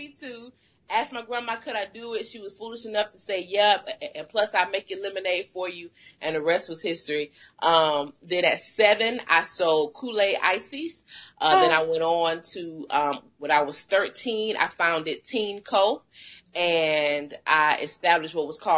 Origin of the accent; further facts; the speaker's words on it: Detroit, Michigan, United States; moved away as an adult; now in Alabama, United States; I was born and raised in Detroit.